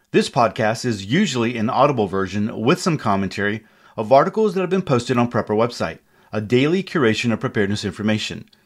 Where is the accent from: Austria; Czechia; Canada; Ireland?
Czechia; English is a second language; communist Czechoslovakia, now Czech Republic, as the countries were split to Czech Czechia and Slovakia. My hometown was pretty small. It had around 15,000 inhabitants.